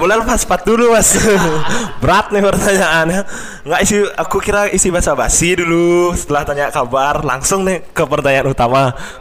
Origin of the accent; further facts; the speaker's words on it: Bali, Indonesia; orang kita itu orang Bali